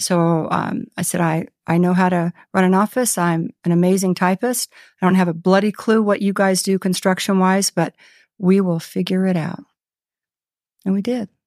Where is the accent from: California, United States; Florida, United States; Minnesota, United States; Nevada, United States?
Nevada, United States; Henderson; I was born and raised in Henderson, uh, raised by a cowboy